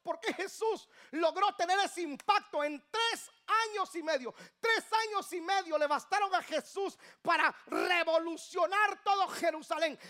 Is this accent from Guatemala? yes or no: yes; Guatemala; now in Atlanta, United States; De Guatemala